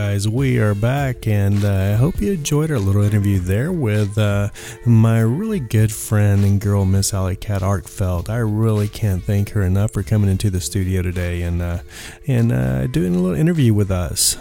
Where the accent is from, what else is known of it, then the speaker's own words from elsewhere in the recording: West Texas, United States; now in Joshua Tree, United States; I grew up in West Texas.